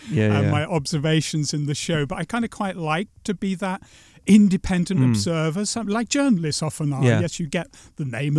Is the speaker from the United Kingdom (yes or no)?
yes; England, United Kingdom; now in Latvia; And I always thought I'd be slightly anonymous by being just an Englishman in Latvia